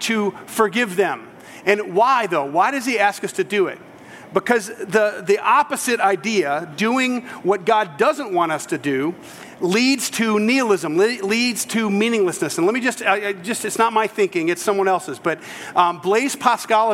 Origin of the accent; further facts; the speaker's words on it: United States; I am true-blooded American.